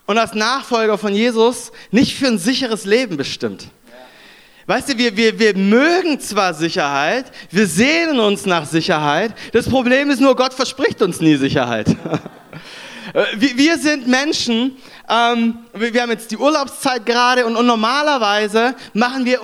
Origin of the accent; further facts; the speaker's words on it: Konstanz, Baden-Württemberg, Germany; now in Düsseldorf, Germany; Ich äh, lebe in Düsseldorf. Ich komme ursprünglich aus, äh, aus Konstanz ähm, am Bodensee.